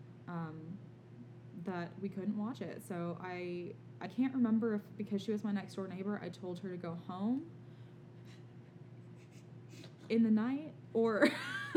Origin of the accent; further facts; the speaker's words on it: Alabama, United States; we're from the South, from Alabama, actually.